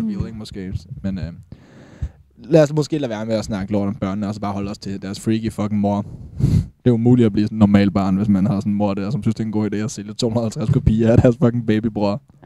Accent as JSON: {"language": "Danish", "area": "Falster", "region": "Zealand", "country": "Denmark", "said": "vi er fra Falster"}